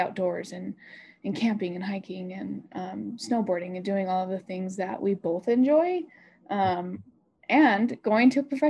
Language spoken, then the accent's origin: English; Sugar City, Idaho, United States; I think probably the biggest one for both of us was the social aspect of our lives in Sugar City and in Idaho Falls. After growing up and start, you know